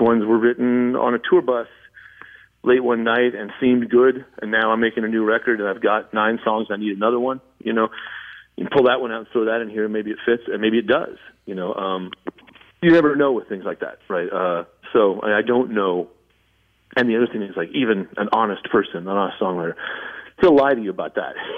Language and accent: English; Southern California, United States; I grew up in Southern California